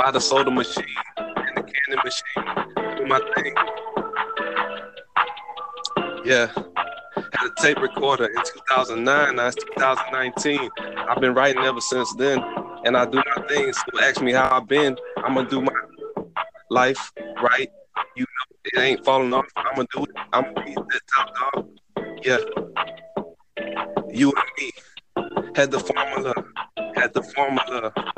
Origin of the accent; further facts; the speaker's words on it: Louisiana, United States; We're from Louisiana, but shout out to Dub.